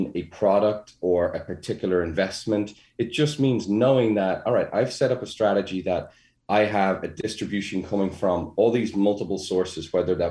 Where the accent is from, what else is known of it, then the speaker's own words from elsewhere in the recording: Ireland; being Irish, we worry about everything